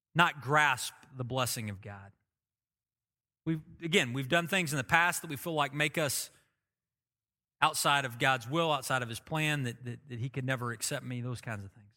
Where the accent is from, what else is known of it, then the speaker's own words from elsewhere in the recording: Oklahoma, United States; I've lived in Oklahoma my whole life, I could say I'm blessed 'cause I'm an Oklahoman